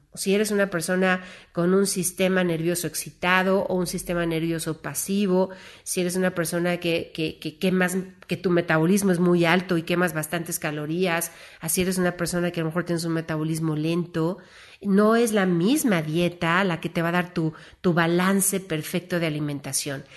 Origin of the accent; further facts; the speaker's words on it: Mexico; como mexicanos